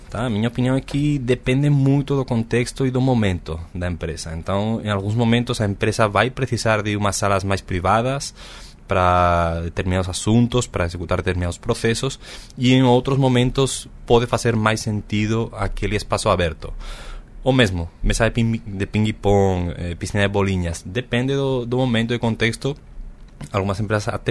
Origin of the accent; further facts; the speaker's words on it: Oviedo, Asturias, Spain; Portuguese is a second language; now in Brazil; sou, sou da Espanha. Espanhol, espanhol. Qual cidade, …? De Oviedo, a cidade de Fernando Alonso, piloto de Fórmula 1.